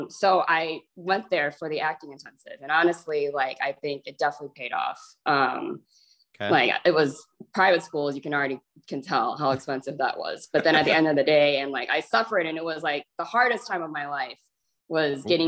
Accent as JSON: {"language": "English", "town": "Chicago", "region": "Illinois", "country": "United States", "tie": "born or raised there", "said": "So I was born and raised in Chicago."}